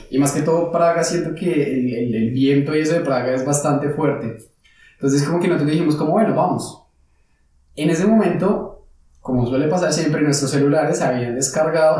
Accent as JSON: {"language": "Spanish", "country": "Colombia", "moved": "as an adult", "lives_now": "Frankfurt, Germany", "said": "nosotros como colombianos estamos acostumbrados"}